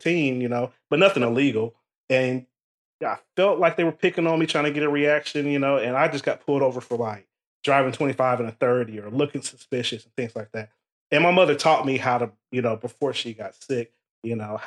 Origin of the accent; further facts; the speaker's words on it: Ohio, United States; I'm from Ohio. I grew up in the inner city